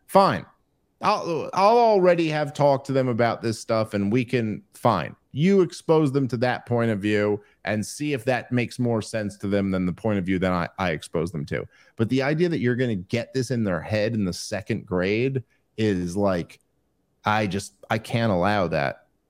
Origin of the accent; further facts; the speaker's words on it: New York City, New York, United States; my wife is from the suburbs, and I was from New York City